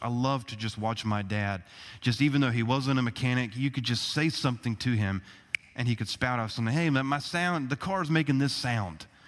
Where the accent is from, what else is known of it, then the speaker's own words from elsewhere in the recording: United States; us as American citizens